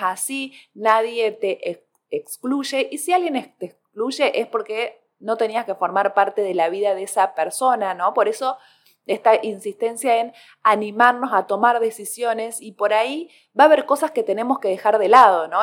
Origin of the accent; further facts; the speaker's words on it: Córdoba, Argentina; soy cordobesa gente, así que la palabra segundear acá se escucha mucho